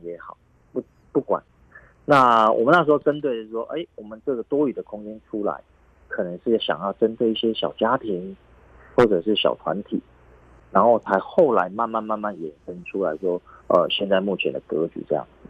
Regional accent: Kaohsiung, Taiwan; also born or lived in Yunlin; 虽然是在云林出生，但是呢，我们从小都是在高雄长大

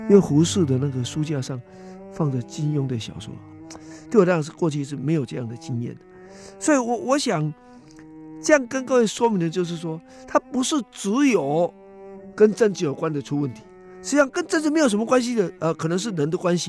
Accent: Taiwan; 实际上是在台湾来讲，就是小孩子，至少是我这时代共同的经验。我是一九五零年代末期出生啊，那在一九六零年代、七零年代，那么就读中小学嘛

